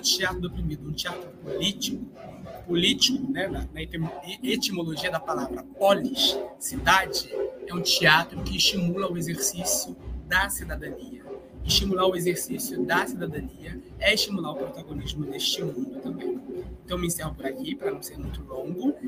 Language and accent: Portuguese; Niterói, Rio de Janeiro, Brazil; Eu sou de Niterói, uma cidade do outro lado do oceano, ou seja, do outro lado da Baía de Guanabara, no Rio de Janeiro, também na região metropolitana. Então, esse é o território de onde eu nasci, ainda vivo